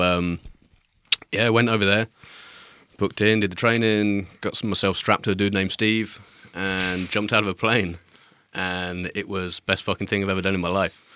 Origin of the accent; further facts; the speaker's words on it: Midlands, United Kingdom; moved away as an adult; I grew up in the Midlands where there's nothing